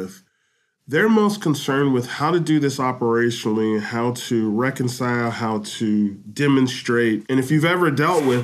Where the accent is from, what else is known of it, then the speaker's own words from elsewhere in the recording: United States; moved away as an adult; now in Japan; I'm an American who's lived in Japan a long time